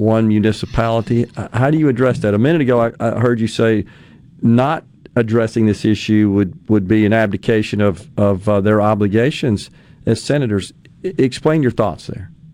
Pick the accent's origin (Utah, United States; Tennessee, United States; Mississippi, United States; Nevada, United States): Mississippi, United States; Jackson; I was from West Jackson